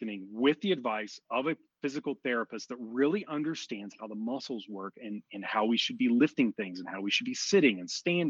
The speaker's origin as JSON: {"language": "English", "area": "outside of Houston", "region": "Texas", "country": "United States", "tie": "born or raised there", "said": "I grew up outside of Houston"}